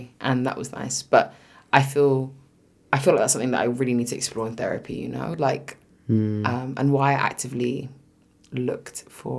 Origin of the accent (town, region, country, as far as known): United Kingdom; accent: British